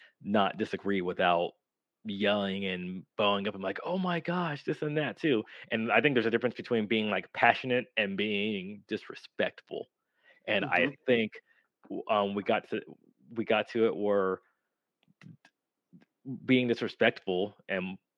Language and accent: English; United States; I'm American